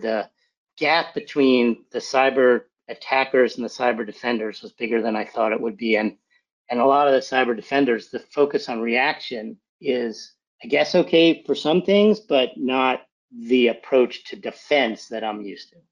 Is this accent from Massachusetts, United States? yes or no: yes; outside of Boston, Massachusetts, United States; I was born in, in Massachusetts, outside of Boston